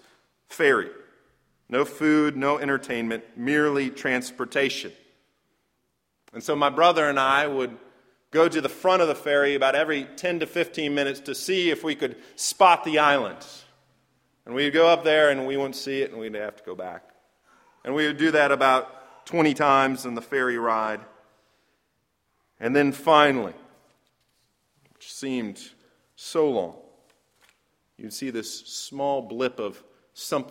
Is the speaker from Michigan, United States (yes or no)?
yes; Michigan, United States; moved away; I grew up in Michigan